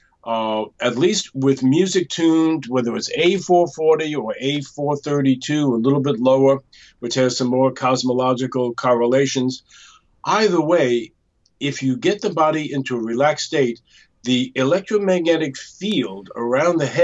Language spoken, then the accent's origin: English; New York, United States; I also come from New York